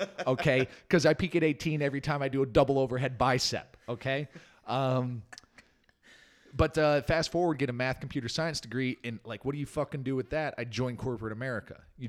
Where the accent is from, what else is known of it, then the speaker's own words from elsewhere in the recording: Naperville, Illinois, United States; born there; I was born in 1982 in Naperville, Illinois, the Paris of the Midwest.